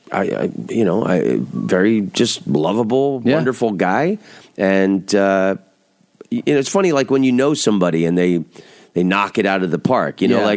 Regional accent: Oviedo, Florida, United States; It was a charming little citrus village when I grew up there.

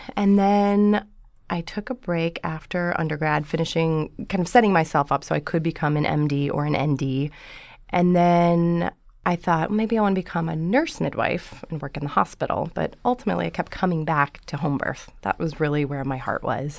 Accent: Dubuque, Iowa, United States; moved away; I'm from Iowa, originally.

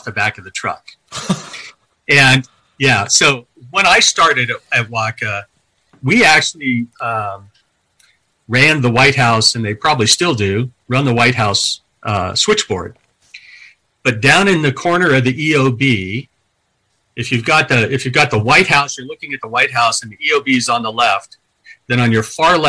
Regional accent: California, United States; moved away as an adult; a 19-year-old who'd never left California

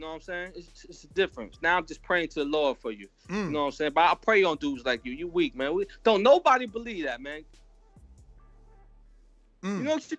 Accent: Mount Vernon, New York, United States; now in Connecticut, United States; I'm from Mount Vernon, New York. I live in Connecticut now.

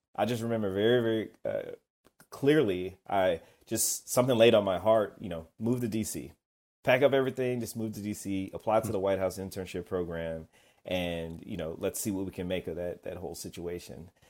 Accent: Kennesaw, Georgia, United States; I'm from Kennesaw, Georgia. But that's where I grew up, outside of Atlanta.

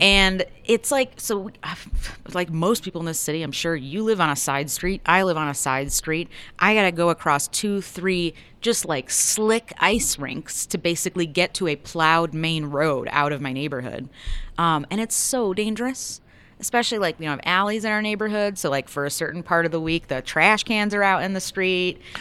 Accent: Buffalo, New York, United States; now in Denver, United States; I'm from Buffalo

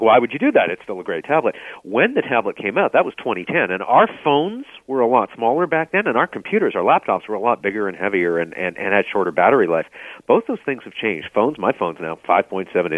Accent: Vancouver, British Columbia, Canada; Growing up in Vancouver

